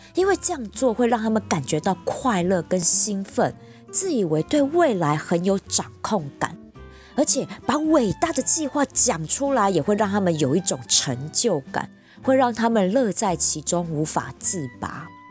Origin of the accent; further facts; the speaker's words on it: Taipei, Taiwan; 我就是土生土长的台北怂啊，我的家人、爸妈、工作圈其实全部都在这儿